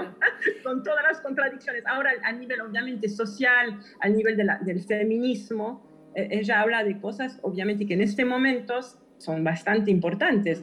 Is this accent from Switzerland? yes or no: yes; Switzerland; moved away; crecí en Suiza